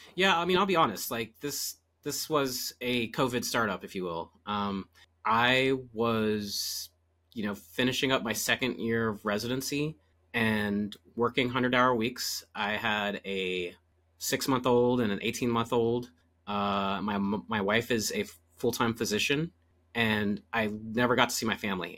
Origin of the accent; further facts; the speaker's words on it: Virginia Beach, Virginia, United States; moved away as an adult; also born or lived in Nashville, Tennessee; now in Orange County, California, United States; I'm originally from Virginia Beach, Virginia